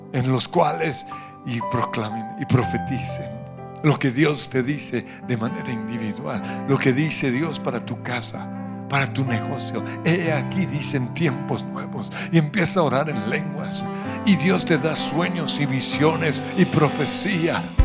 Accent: Colombia; no me rindo como colombiano

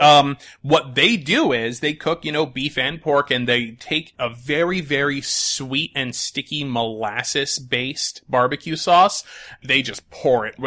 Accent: Connecticut, United States; I grew up in Connecticut

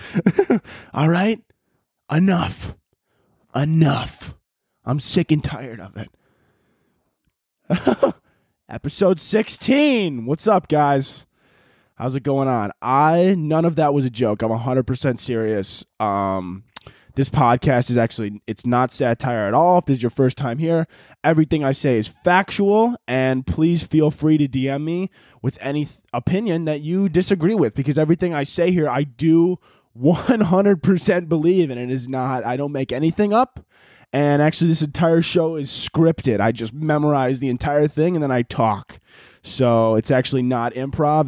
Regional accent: United States; I'm an American

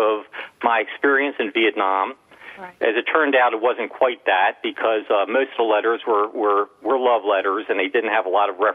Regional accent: Baltimore, Maryland, United States; growing up in Baltimore, Maryland

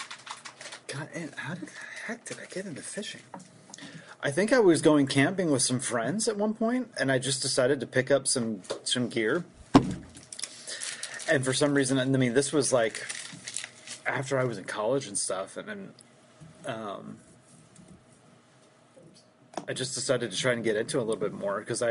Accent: Perkasie, Pennsylvania, United States; now in Bethlehem, United States; I grew up just outside of Perkasie

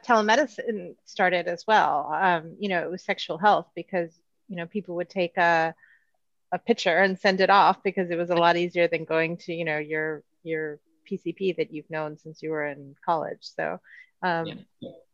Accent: United States; now in Spain; as an American

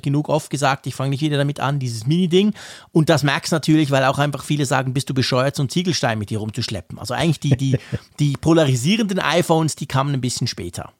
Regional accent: Switzerland; als Schweizer

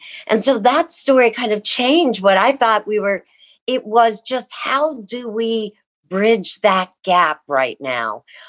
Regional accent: Midwest, United States; even though I grew up in the Midwest.

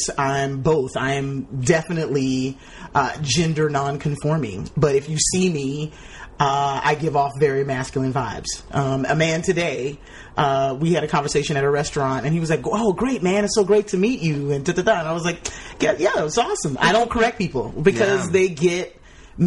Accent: Tallahassee, Florida, United States; I grew up in Tallahassee, Florida.

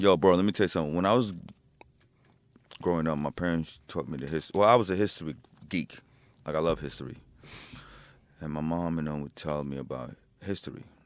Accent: New Jersey, United States; I was in Jersey

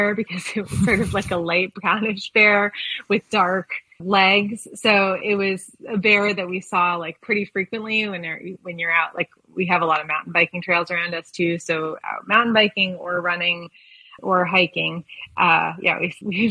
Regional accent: East Coast, United States; also born or lived in California / Seattle; now in Colorado, United States; I grew up originally on the East Coast and logged a lot of road miles there

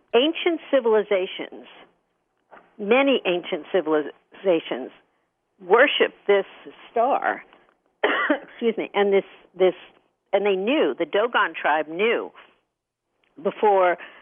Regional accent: Hicksville, New York, United States; I grew up in Hicksville, Long Island

